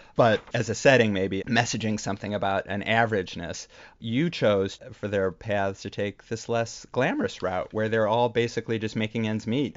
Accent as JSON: {"language": "English", "area": "Chicago area", "region": "Illinois", "country": "United States", "tie": "born or raised there", "moved": "yes", "lives_now": "New York, United States", "said": "we both grew up in the Chicago area"}